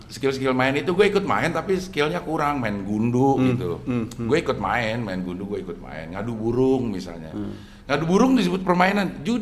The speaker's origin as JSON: {"language": "Indonesian", "region": "Jakarta", "country": "Indonesia", "tie": "born or raised there", "also_born_or_lived": "Singapore", "said": "Gue lahir di Singapura, Abdel. Uh. Di eh. Singapura kagak ada yang main layangan. Uh. Eh. Gue pindah ke Jakarta ke Jalan Simpruk."}